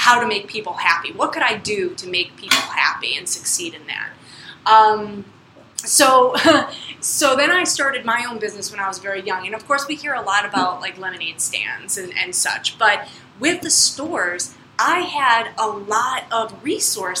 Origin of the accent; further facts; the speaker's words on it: Central New York, United States; I was born in Central New York